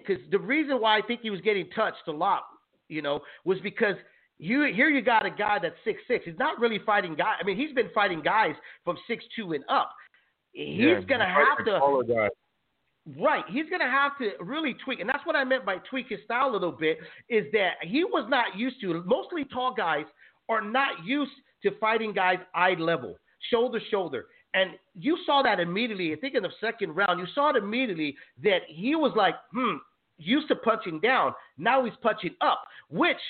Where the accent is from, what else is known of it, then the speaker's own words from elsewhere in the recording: San Jose, California, United States; I'm from San Jose, California